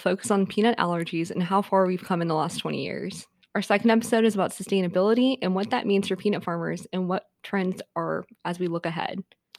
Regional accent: Georgia, United States; I was also born and raised in Georgia

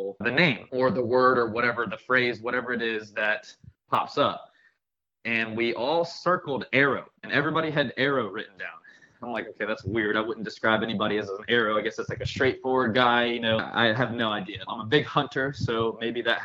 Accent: Gulf Breeze, Florida, United States; I'm from here. I'm from Gulfbreeze

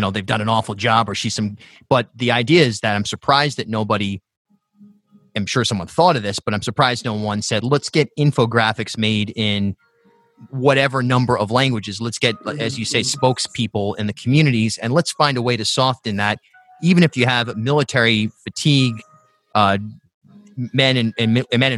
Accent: Charlestown, Rhode Island, United States; also born or lived in New York / Newport, Rhode Island; I grew up in South County, then I lived in New York for a decade, and when I moved back to Rhode Island, I was in Newport, and now I'm in Providence

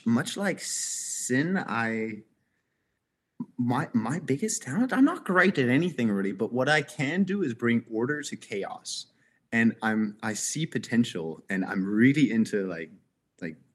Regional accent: Berlin, Germany; Born and raised in Berlin. My dad's from Canada. My mom here from Berlin

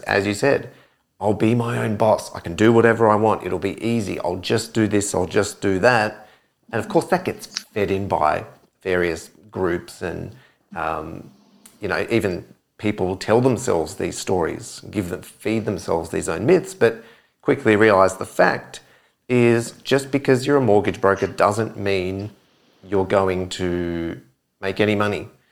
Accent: Adelaide, South Australia, Australia; moved away; I'm from Adelaide originally

